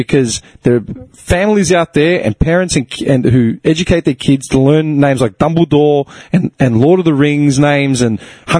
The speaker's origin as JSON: {"language": "English", "town": "Clayton", "region": "Victoria", "country": "Australia", "tie": "born or raised there", "said": "I grew up in Clayton."}